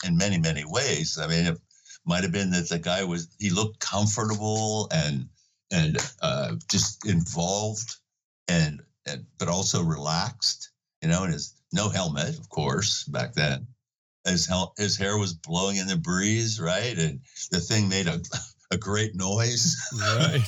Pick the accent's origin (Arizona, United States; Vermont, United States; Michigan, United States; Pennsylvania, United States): Pennsylvania, United States; Pittsburgh; I am from Pittsburgh, Pennsylvania